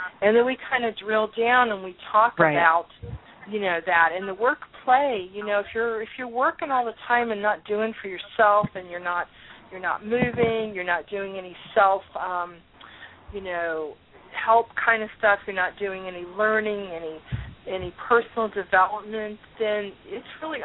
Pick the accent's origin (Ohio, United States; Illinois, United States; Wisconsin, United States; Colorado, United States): Ohio, United States; Columbus; moved away; I'm from Columbus